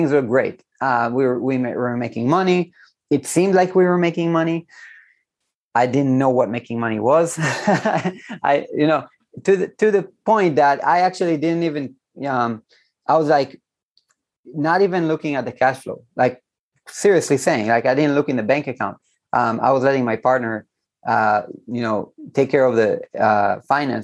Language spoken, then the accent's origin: English; Israel; here in Israel, I'm from Israel